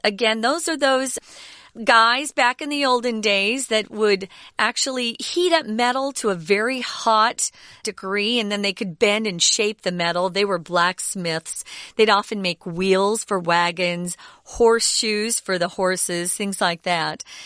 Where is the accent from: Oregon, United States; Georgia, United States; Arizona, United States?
Arizona, United States; moved away; I grew up in Arizona where there are a lot of cowboys